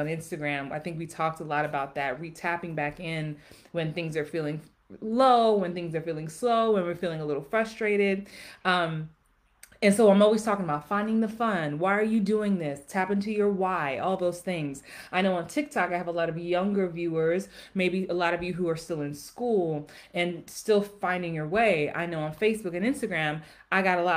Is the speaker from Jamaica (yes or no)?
yes; Jamaica; I am Jamaican also